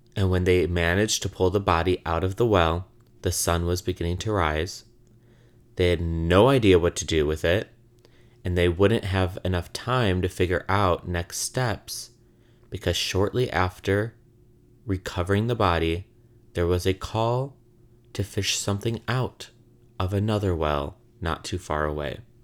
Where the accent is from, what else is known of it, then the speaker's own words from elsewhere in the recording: Illinois, United States; now in Brooklyn, United States; I'm from Illinois